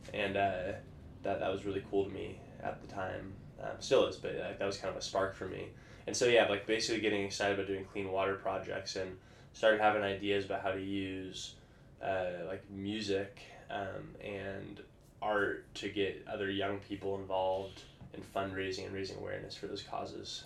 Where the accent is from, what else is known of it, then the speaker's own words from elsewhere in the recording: Vancouver, Washington, United States; I grew up in Vancouver, Washington